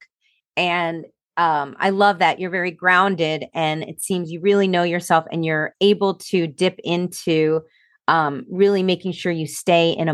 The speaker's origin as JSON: {"language": "English", "region": "New Jersey", "country": "United States", "tie": "born or raised there", "said": "I grew up in New Jersey, right across the river from you"}